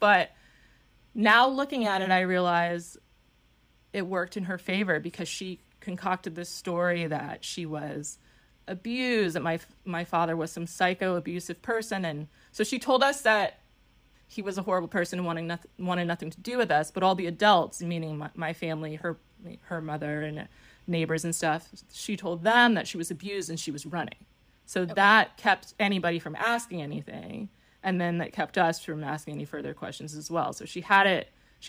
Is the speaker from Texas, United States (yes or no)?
no; New York, United States; I was born in New York. I'm one of six kids. My mother had four kids with my father, got remarried and had two more. We were all living in New York, and I was about four when my parents got divorced.